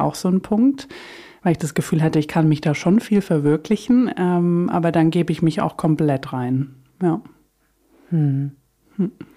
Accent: Swabia, Baden-Württemberg, Germany; ich komme aus Süddeutschland, für alle, die es nicht wissen oder hören, ähm, aus dem Schwabeländle

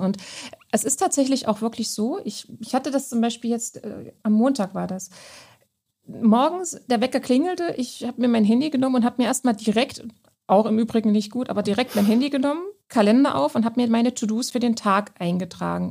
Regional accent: Saxony-Anhalt, Germany; ich komme ja gebürtig aus Sachsen-Anhalt

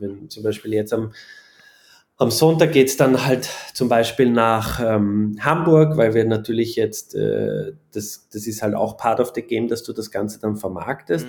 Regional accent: Austria; bei uns in Österreich

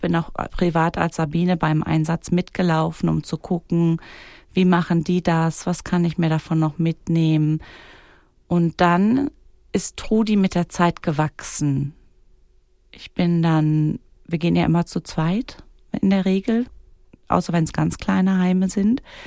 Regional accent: Germany; also born or lived in Kreuzlingen, Switzerland; now in Wädenswil, Switzerland; bei uns in Deutschland

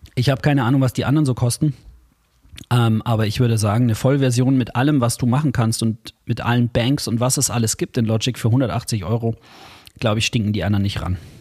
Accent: Bavaria, Germany; Bei uns in Bayern

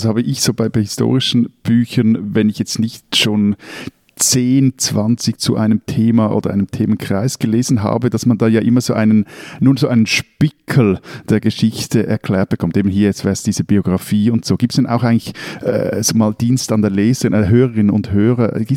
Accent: Switzerland

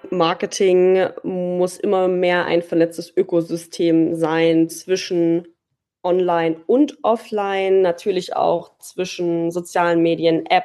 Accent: Dresden, Saxony, Germany; accent: Saxon; Ja, ich komme ursprünglich aus Dresden. Das hört man wahrscheinlich auch nicht so sehr raus.

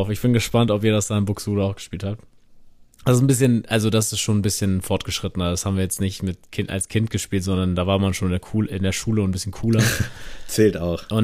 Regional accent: Bavaria, Germany; wir kommen aus dem Allgäu, bei uns heißt das anders

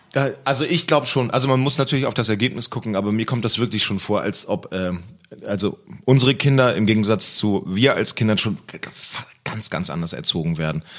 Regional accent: West Germany, Germany; now in Berlin, Germany; zurück nach Westdeutschland und irgendwie wieder zurück, wo ich herkomme

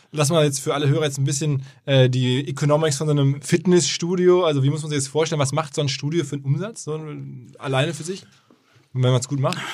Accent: Essen, North Rhine-Westphalia, Germany; ich bin ja Essener bekanntlich

